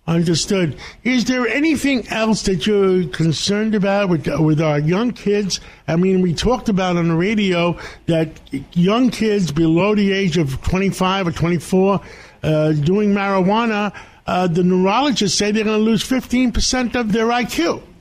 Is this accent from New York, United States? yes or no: yes; New York City, New York, United States; I grew up in West Harlem